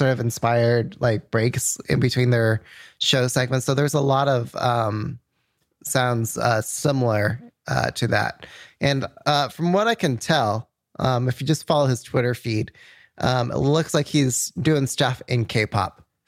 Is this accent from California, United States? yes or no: no; New Mexico, United States; And we're all from New Mexico, which is so random